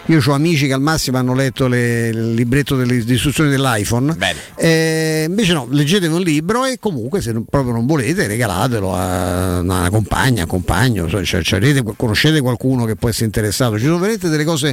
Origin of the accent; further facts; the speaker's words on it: Rome, Lazio, Italy; sono cresciuto a Vigna Clara